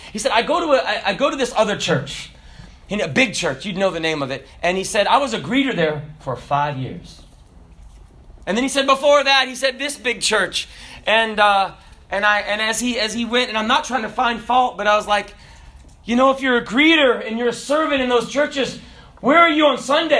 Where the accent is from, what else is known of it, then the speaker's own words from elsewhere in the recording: Hong Kong; also born or lived in Kenya / Russia; Because I was born in Kenya, and I grew up in Hong Kong, and I grew up in Russia, and I wouldn't understand until Brother Junor helped me out how to gut a fish.